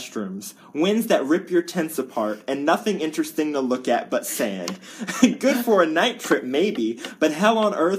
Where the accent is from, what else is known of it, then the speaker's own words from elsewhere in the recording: California, United States; Being a Californian and paying up the wazoo for taxes